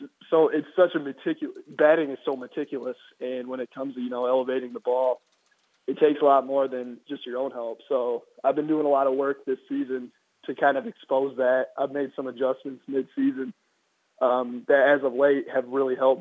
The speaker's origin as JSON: {"language": "English", "region": "Iowa", "country": "United States", "said": "I'm from Iowa, so it gets pretty cold in the winter"}